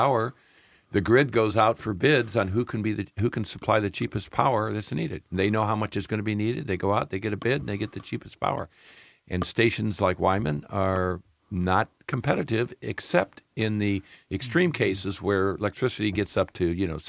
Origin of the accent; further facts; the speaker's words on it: Midwest, United States; I'm from the Midwest. What do I know about oceans?